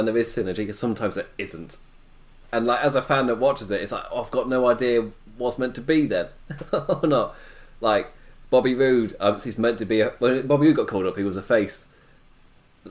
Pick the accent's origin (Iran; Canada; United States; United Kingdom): United Kingdom; England; being English